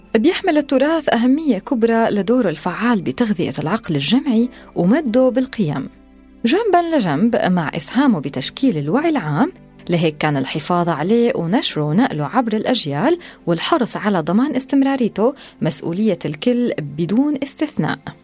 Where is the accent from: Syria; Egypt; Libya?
Syria; نحن كسوريين